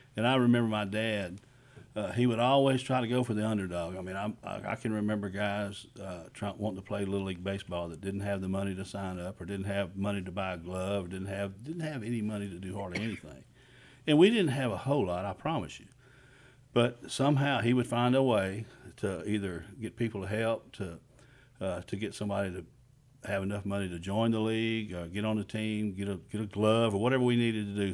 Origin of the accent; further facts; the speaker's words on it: Magnolia, Texas, United States; also born or lived in Houston, Texas; I'm from Montgomery County. I'm from Magnolia, Texas. That's what I've known most of my life